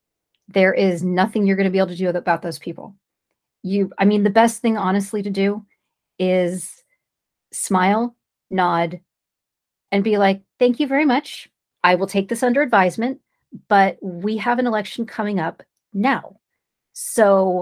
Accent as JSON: {"language": "English", "region": "California", "country": "United States", "said": "I'm from California."}